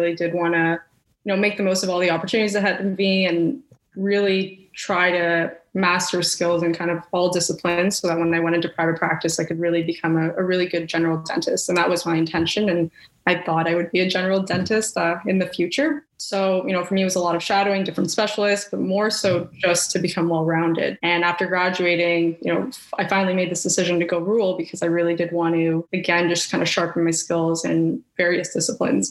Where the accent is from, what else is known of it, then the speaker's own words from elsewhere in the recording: Ottawa, Ontario, Canada; moved away as an adult; also born or lived in Winnipeg, Manitoba; now in London, Canada; I was born and raised in Ottawa